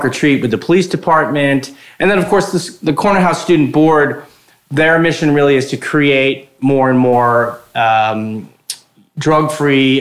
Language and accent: English; Morris Plains, New Jersey, United States; I grew up in Morris County, a little town called Morris Plains, and 1 square mile, and went to Morristown High School